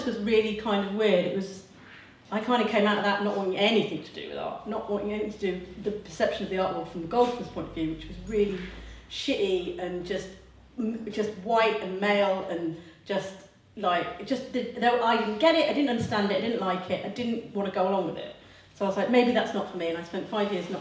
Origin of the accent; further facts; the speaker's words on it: near Grantham, Lincolnshire, East Midlands, United Kingdom; now in Margate, United Kingdom; I'm from Lincolnshire, I'm from near Grantham